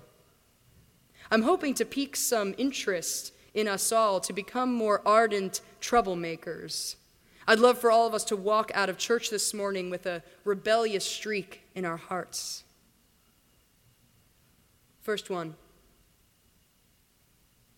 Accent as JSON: {"language": "English", "region": "Virginia", "country": "United States", "tie": "born or raised there", "also_born_or_lived": "India", "moved": "yes", "said": "the rolling Appalachians near to where I grew up in Virginia."}